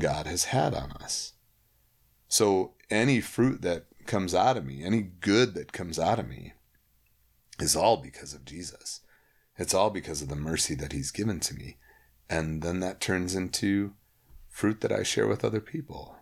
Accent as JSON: {"language": "English", "town": "Holland", "region": "Michigan", "country": "United States", "tie": "born or raised there", "said": "I grew up in Holland, Michigan"}